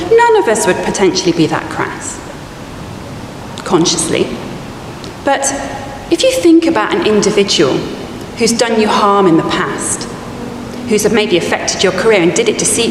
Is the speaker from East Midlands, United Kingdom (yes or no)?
yes; Oakham, East Midlands, United Kingdom; I was born in a place called Oakham, and Oakham has a very famous public school. I didn't go to that public school. I grew up feeling unworthy, less than the other children in the town